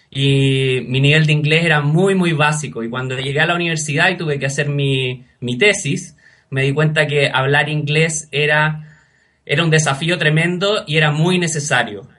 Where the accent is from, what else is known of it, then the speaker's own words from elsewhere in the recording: Chile; moved away as an adult; me fui fuera de Chile a estudiar inglés. Primero traté en Chile, pero no pude